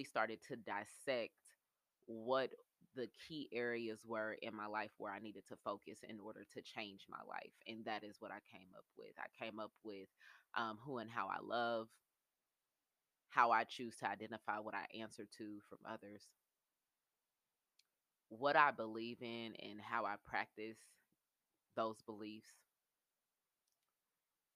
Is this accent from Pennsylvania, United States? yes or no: no; Indianapolis, Indiana, United States; I'm from Naptown, Indianapolis, Indiana. I grew up on the south side, the country side of town